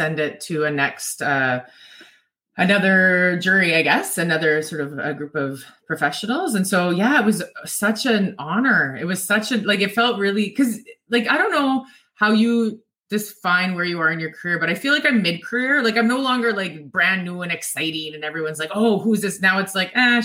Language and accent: English; Swan Lake, Manitoba, Canada; also born or lived in Opaskwayak Cree Nation (OCN); I was adopted, so I grew up in Swan Lake